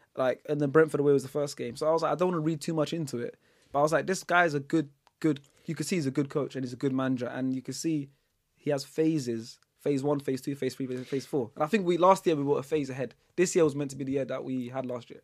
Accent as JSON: {"language": "English", "country": "Netherlands", "tie": "born or raised there", "moved": "yes", "said": "I was born in the Netherlands"}